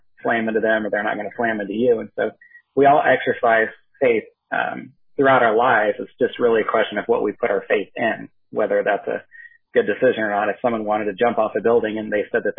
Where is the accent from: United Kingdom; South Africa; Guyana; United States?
United States; Northern California; moved away as an adult; also born or lived in Southwest Washington; now in Washington, United States; my wife, Katie, and I grew up together in Northern California